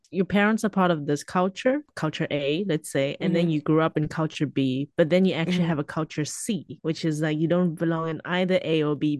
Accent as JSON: {"language": "English", "country": "South Africa", "moved": "yes", "lives_now": "China", "said": "I'm Chinese South African"}